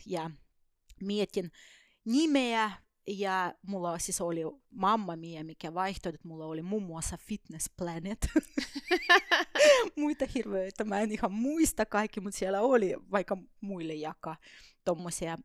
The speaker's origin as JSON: {"language": "Finnish", "country": "Estonia", "tie": "born or raised there", "also_born_or_lived": "Soviet Union", "second_language": "Finnish", "moved": "as an adult", "lives_now": "Finland", "said": "mä oon syntynyt Neuvostoliitossa ja jonkun aikaa ehdinyt siellä asuakin ja elää ennen kuin kaikki hajos Tai Virossa me asutin oikeasti"}